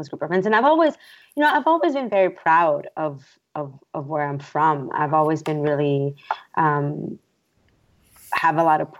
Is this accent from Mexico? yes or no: yes; Mexico; now in United States; just because I love being Mexican doesn't mean that I don't also love being American. I've spent the majority of my life in the U.S.